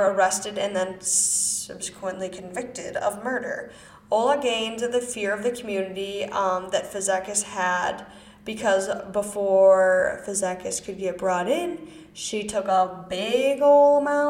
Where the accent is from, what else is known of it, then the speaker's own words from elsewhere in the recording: Wisconsin, United States; accent: American; I'm from Wisconsin.